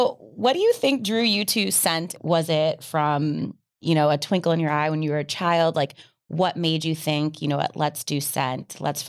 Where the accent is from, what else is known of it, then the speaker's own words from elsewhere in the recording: Midwest, United States; I'm from the Midwest.